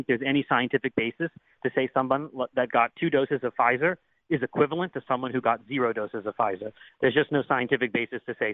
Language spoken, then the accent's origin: English; Pittsburgh, Pennsylvania, United States; also born or lived in Butler, Pennsylvania; I grew up in the Pittsburgh area. I live and practice in the Pittsburgh area